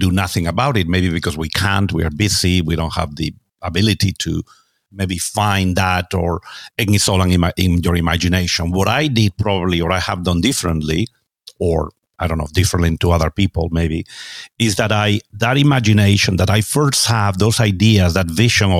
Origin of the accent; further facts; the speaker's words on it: Spain; moved away as an adult; also born or lived in United States; now in London, United Kingdom; I'm originally from Spain, although I also have an American passport later in life. I live there. I now live in London